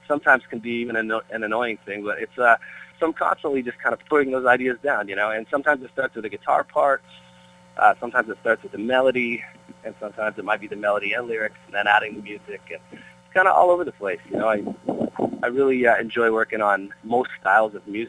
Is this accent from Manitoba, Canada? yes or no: no; Peterborough, Ontario, Canada; born or raised there; moved away as an adult; now in Brentwood, United States